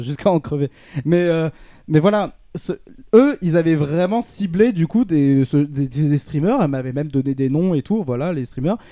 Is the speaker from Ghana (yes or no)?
no; France; en tant que Français